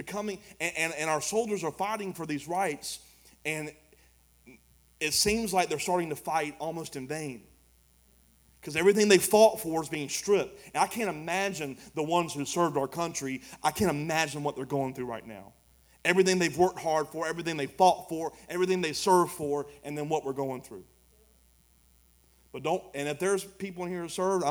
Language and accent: English; United States; I'm an American